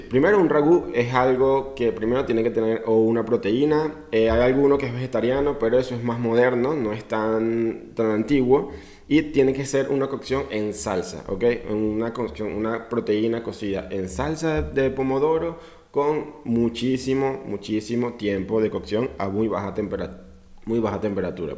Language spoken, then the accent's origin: Spanish; Venezuela; Soy latinoamericano, orgulloso venezolano